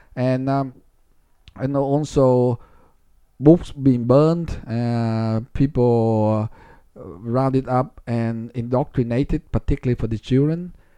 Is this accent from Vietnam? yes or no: yes; Ho Chi Minh City, Vietnam; moved away; I was born in Saigon, which is, which was a big city